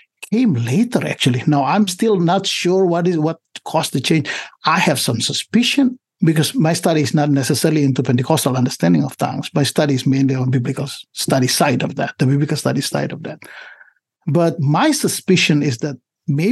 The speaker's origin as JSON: {"language": "English", "country": "Indonesia", "also_born_or_lived": "Southern California", "second_language": "English", "moved": "as an adult", "lives_now": "United States", "said": "I come from Indonesia"}